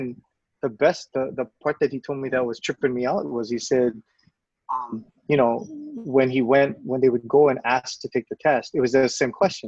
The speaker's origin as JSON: {"language": "English", "region": "Hawaii", "country": "United States", "said": "Oh, no, we're from Hawaii because we're trying to get back home."}